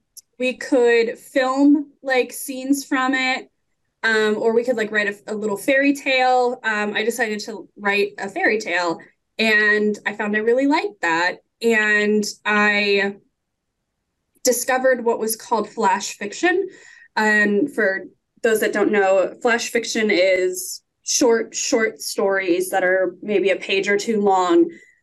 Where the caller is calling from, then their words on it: Warren, Ohio, United States; I'm coming from Warren, Ohio, which is in Northeast Ohio, United States.